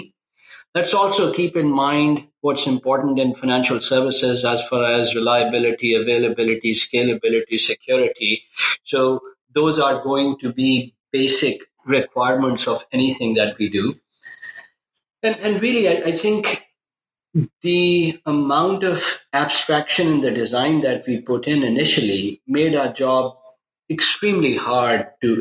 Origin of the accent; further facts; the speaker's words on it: Pakistan; moved away as an adult; now in United States; I was born in Pakistan, and I moved to the U.S. Pre-internet email days to go to college. So after high school, I came to the U.S. to go to college